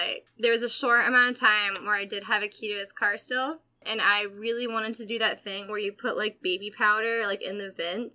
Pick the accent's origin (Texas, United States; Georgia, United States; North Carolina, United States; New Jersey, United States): Georgia, United States; Atlanta; I grew up in Atlanta